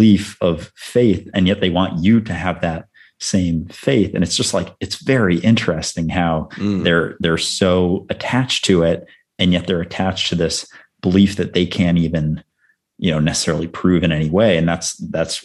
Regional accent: Midwest, United States; I'm also from the Midwest

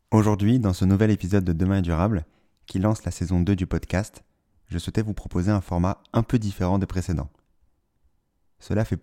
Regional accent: Paris, Île-de-France, France; born there; Je suis né à Paris et la nature a été, pendant la majorité de ma jeunesse, la dernière de mes préoccupations.

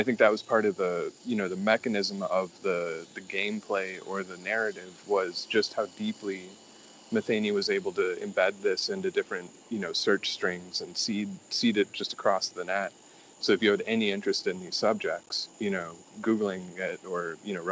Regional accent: Chicago area, Illinois, United States; also born or lived in River Grove, Illinois / Arizona / Naperville or Wheaton, Illinois / Elmhurst, Illinois; I grew up in the Chicago area. until I was like seven. So right outside of Chicago in River Grove. And then moved to Arizona for a little bit and then came back to the Chicago area, but closer to Naperville or Wheaton.

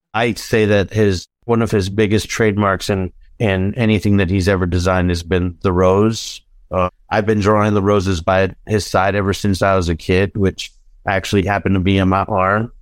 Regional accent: Los Angeles, California, United States; also born or lived in Denver; now in Nashville, United States; I grew up in North Hollywood, California.

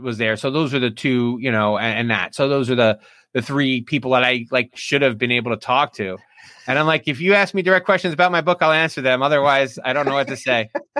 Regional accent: Union Beach, New Jersey, United States; now in Delmarva Peninsula, United States; I'm going back to New Jersey, my hometown, Union Beach

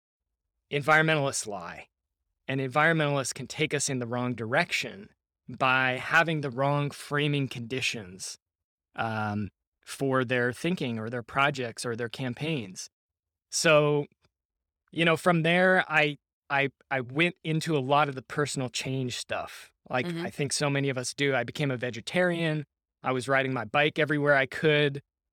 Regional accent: Seattle, Washington, United States; I grew up in Seattle, Washington, and many people may remember back in 1999, there was a massive protest there against the World Trade Organization.

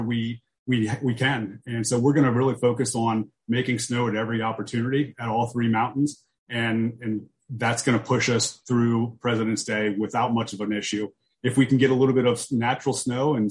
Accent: Camp Hill, Pennsylvania, United States; also born or lived in Kutztown, Pennsylvania; I grew up in Camp Hill, Pennsylvania, which is in the south central part of the state, right outside of the capital of Harrisburg

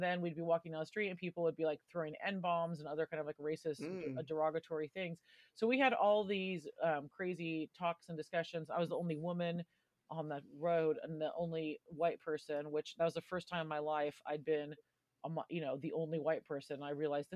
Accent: California, United States; moved away as an adult; now in London, United Kingdom; I'm from California

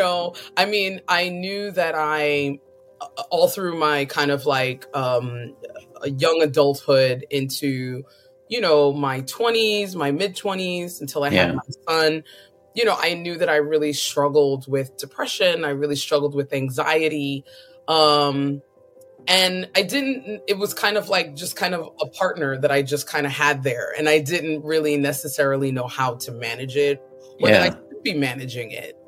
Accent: New York, United States; I grew up in New York

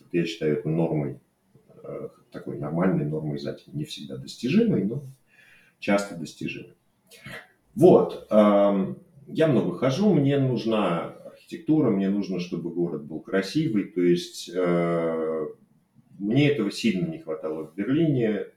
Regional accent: Saint Petersburg, Russia; moved away as an adult; also born or lived in Moscow; now in Barcelona, Spain; я родился и вырос в Ленинграде

